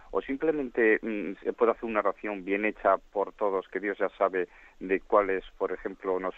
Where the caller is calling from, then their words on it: Valencia, Valencian Community, Spain; de Valencia.